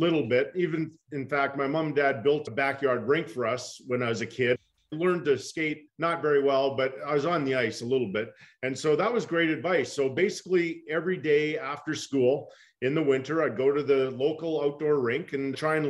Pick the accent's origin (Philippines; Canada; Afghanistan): Canada; Edmonton, Alberta; moved away as an adult; also born or lived in New York / Los Angeles; we grew up in the West End of Edmonton